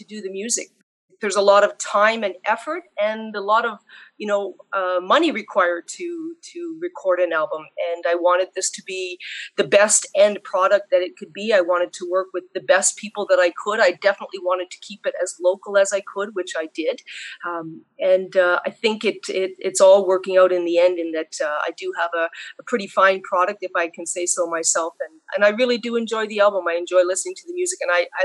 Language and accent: English; Sudbury, Ontario, Canada; moved away as an adult; also born or lived in North Bay, Ontario; now in Ottawa, Canada; Sudbury was my hometown, but I made it to Ottawa